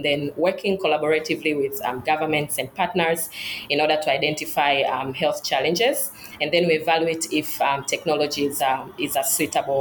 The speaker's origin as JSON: {"language": "English", "region": "Dar es Salaam", "country": "Tanzania", "tie": "born or raised there", "also_born_or_lived": "United States / United Kingdom", "moved": "as an adult", "said": "I grew up in Dar es Salaam in Tanzania"}